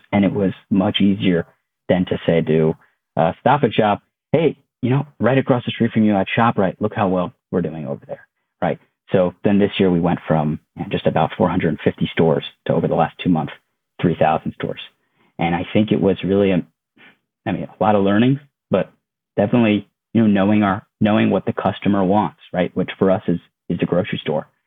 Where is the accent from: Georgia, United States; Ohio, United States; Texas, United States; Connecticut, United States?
Connecticut, United States; moved away as an adult; also born or lived in Maryland; I grew up in Connecticut. Uh, my whole family lives there